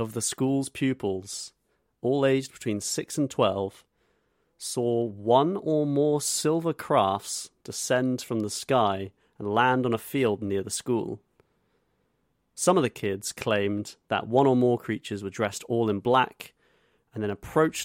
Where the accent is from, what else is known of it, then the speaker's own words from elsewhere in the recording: Zimbabwe; moved away; my home country of Zimbabwe